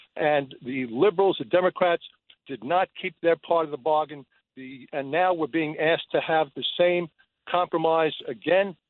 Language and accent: English; New York, United States; as a New Yorker